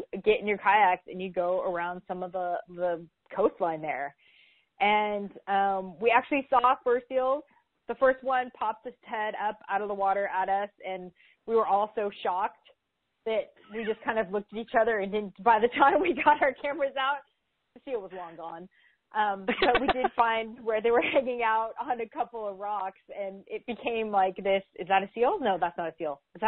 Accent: San Francisco, California, United States; I'm from San Francisco

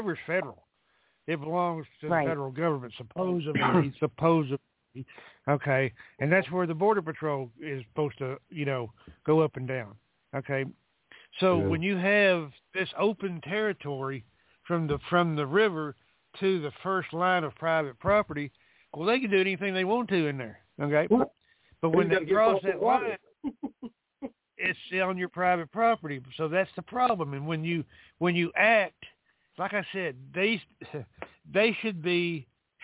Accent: Texas, United States; I'm a native Texan. I was born and raised in Texas.

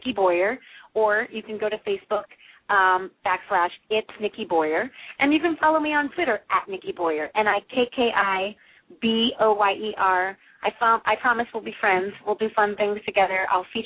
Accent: St. Louis, Missouri, United States; I was born and raised in St. Louis

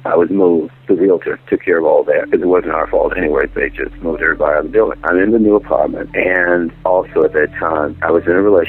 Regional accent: Missouri, United States; Yeah, I am from Missouri. Show me.

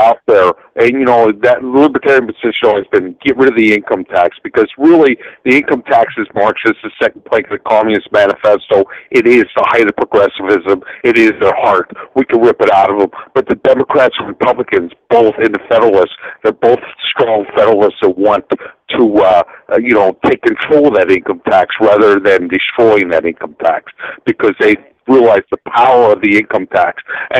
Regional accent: Florida, United States; because I am from Florida

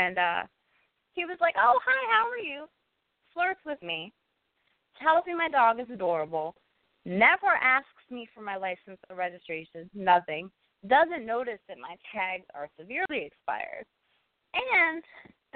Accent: Cleveland, Ohio, United States; in my hometown of Cleveland

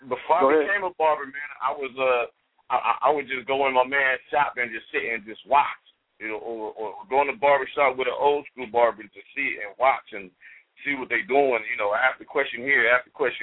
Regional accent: Ohio, United States; I'm from Ohio.

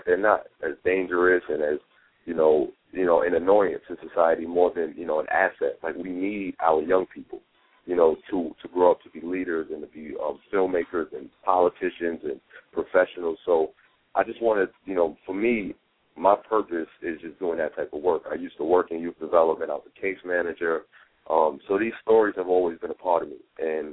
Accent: New York City, New York, United States; I come from Harlem, New York. As I said, I was born and raised

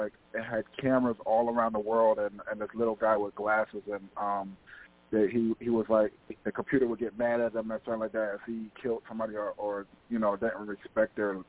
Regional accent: North New Jersey, United States; I'm from New Jersey, North New Jersey. I'm in North New Jersey

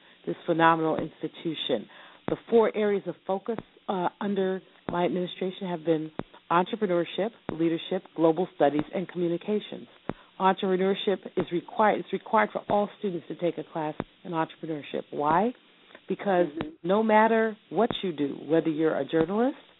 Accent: San Francisco, California, United States; I was born in San Francisco, California, September 22nd, 1953.

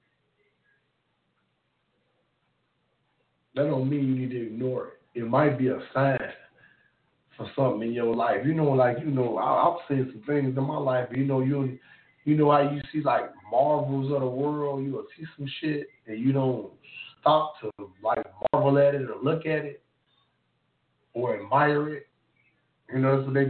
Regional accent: Memphis, Tennessee, United States; I'm from Memphis, Tennessee.

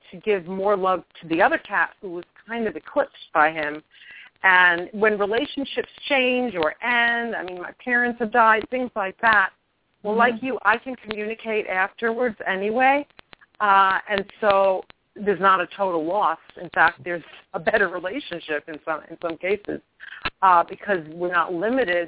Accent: New York, United States; moved away as an adult; also born or lived in England / Truth or Consequences, New Mexico; I'm from New York, and I can go back to my New York behavior

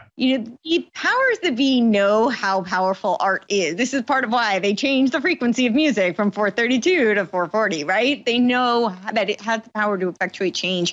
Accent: United States; moved away as an adult; also born or lived in New York City / Los Angeles; I grew up on the East Coast, right outside New York City

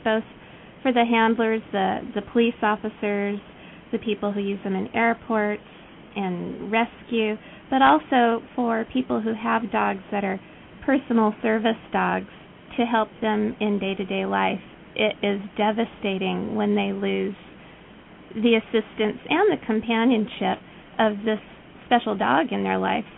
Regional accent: Fountain Valley, California, United States; at Northcutt School in my hometown, Fountain Valley

